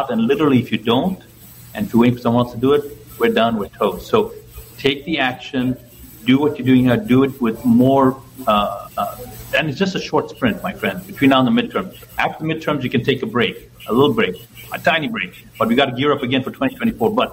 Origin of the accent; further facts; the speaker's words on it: Ethiopia; born there; moved away; also born or lived in Zambia / Zimbabwe; I was born in Ethiopia. That country was okay, not great, but it was okay.